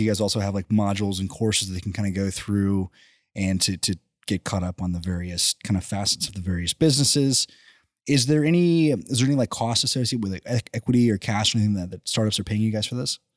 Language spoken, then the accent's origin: English; College Station, Texas, United States; I grew up in College Station